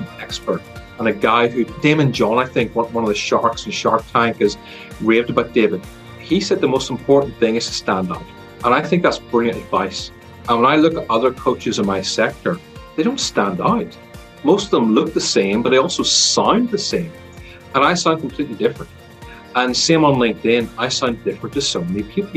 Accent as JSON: {"language": "English", "country": "Ireland", "tie": "born or raised there", "accent": "Irish", "said": "you can probably hear by my accent, it's Irish, because I was born here and grew up here"}